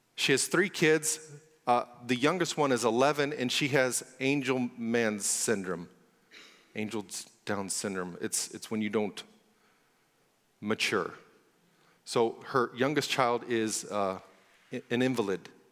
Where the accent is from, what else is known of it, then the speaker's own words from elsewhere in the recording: Kansas, United States; I grew up in Kansas